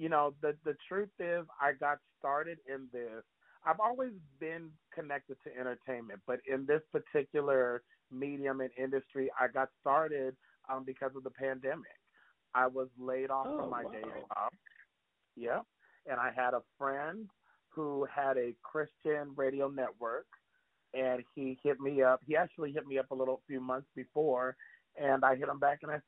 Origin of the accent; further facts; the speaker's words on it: California, United States; also born or lived in Canada; Born in Canada. Born to a single parent household. My mom and I moved down to California